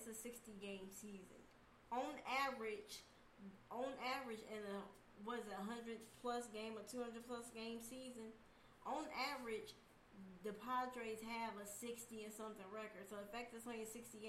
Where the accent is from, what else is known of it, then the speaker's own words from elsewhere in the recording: San Diego County, California, United States; I grew up not in San Diego, but I grew up in San Diego County